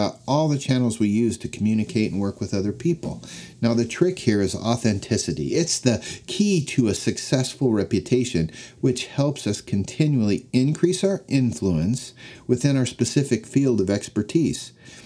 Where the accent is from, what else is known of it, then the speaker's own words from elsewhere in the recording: Denver, Colorado, United States; When I was a young boy growing up in Denver, Colorado, football and the Denver Broncos were my obsession